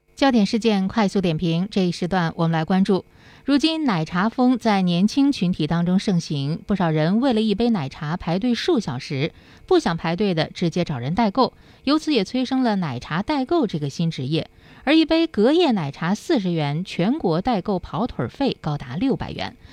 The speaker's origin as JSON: {"language": "Chinese", "country": "China", "said": "我们中国人已经很习惯排队了"}